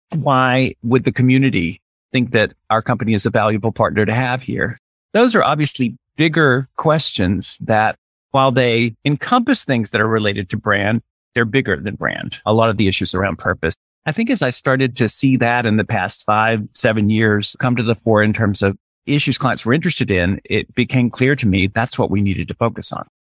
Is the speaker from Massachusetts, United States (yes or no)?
no; Birmingham, Alabama, United States; moved away as an adult; also born or lived in Tennessee / New York; I'm originally from the Deep South, from, grew up in Birmingham, Alabama